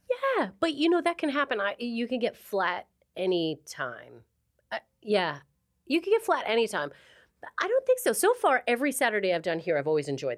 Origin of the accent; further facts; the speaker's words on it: Calgary, Alberta, Canada; moved away as an adult; now in Manchester, United Kingdom; I'm from a place called Calgary, Alberta